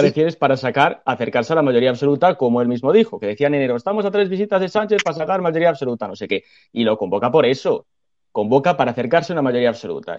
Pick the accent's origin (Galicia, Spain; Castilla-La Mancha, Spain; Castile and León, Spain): Castile and León, Spain; soy de Castilla León